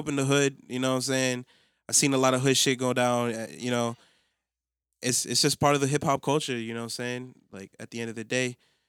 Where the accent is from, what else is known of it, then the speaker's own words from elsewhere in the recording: United States; grew up in America